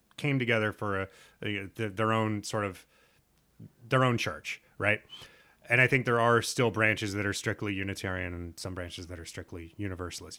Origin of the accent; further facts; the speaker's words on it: Nebraska, United States; moved away; growing up in Nebraska